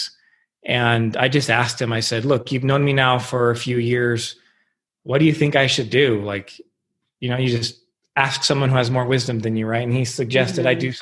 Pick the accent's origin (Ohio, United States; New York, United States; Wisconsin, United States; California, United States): California, United States; Huntington Beach; I grew up in Huntington Beach, California, Southern California.